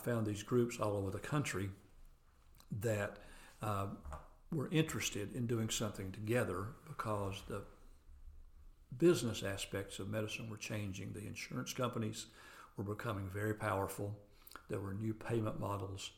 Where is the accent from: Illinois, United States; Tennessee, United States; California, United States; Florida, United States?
Tennessee, United States; near McMinn County Airport; I grew up very near the McMinn County Airport